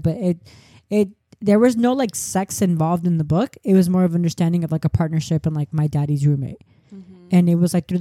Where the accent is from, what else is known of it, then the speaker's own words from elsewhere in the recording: Orange County, California, United States; moved away as an adult; also born or lived in Los Angeles; growing up in Orange County